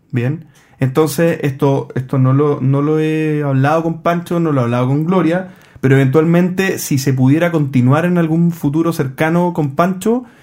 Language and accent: Spanish; Valparaíso, Chile; Por cierto, JP, por acá hay un comprador potencial. Soy de Valparaíso.